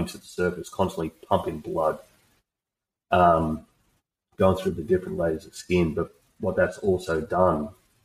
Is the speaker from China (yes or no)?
no; Australia; I'm just an Aussie bloke